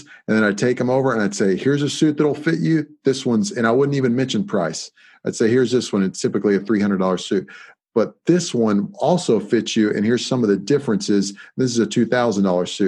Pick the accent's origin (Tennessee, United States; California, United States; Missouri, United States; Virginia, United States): Virginia, United States; in Virginia, it's like we discussed, that's my home state as well.